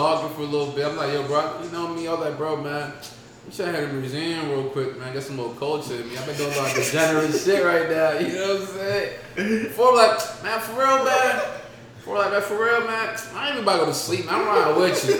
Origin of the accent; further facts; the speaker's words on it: Baltimore, Maryland, United States; Like, I'm from Baltimore, nigga. Eastside, man.